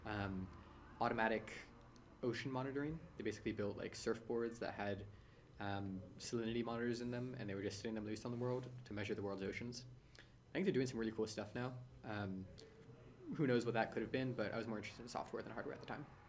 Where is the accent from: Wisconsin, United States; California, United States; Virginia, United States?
California, United States; San Francisco; so I'm born and raised in San Francisco. I've lived here my whole life.